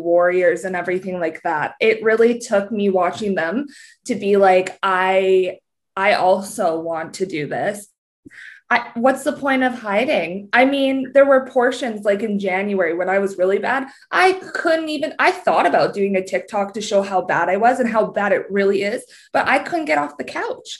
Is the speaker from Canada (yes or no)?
yes; Canada; I'm Canadian